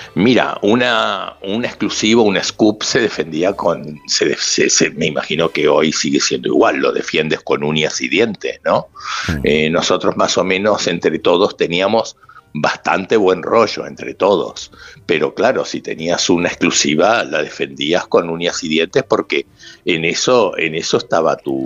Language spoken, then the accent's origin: Spanish; Madrid, Community of Madrid, Spain; also born or lived in Uruguay; yo soy uruguayo, pero de Chamberí